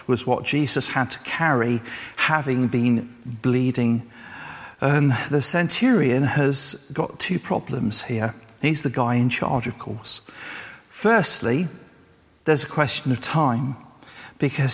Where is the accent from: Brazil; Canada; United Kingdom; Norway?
United Kingdom; England; also born or lived in Wales; I was born and bred in England, that I was English